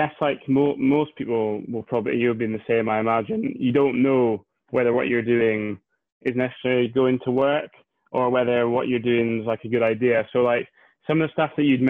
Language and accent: English; Scotland, United Kingdom; also born or lived in Inverness; I live in Inverness, which is way up the north end of Scotland